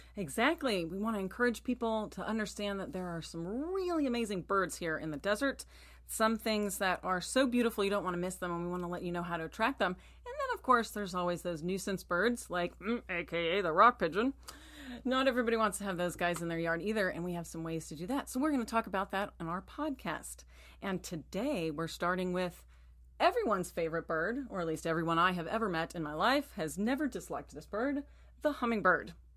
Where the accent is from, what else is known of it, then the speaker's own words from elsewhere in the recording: Texas, United States; moved away; I grew up in Texas